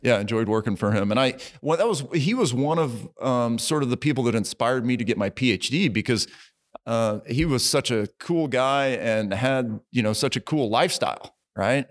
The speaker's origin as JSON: {"language": "English", "town": "Springfield", "region": "Missouri", "country": "United States", "also_born_or_lived": "Guatemala / Kentucky / North Texas", "moved": "as an adult", "said": "originally from Springfield, Missouri"}